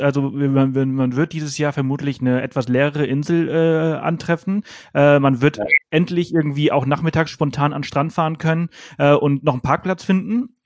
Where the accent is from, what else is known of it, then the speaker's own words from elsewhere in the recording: Pollença, Balearic Islands, Spain; now in Garmisch-Partenkirchen, Germany; ich komme ja aus Poyenza